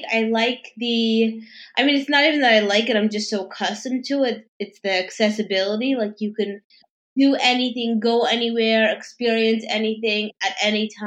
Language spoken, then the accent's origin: English; New York City, New York, United States; Yes, I'm originally from New York. I actually grew up in Manhattan. Manhattan, um, and I have mm-hmm. lived here my whole life. So I grew up um, in Midtown, and then in, on the Upper East Side, and now I'm actually in NoHo.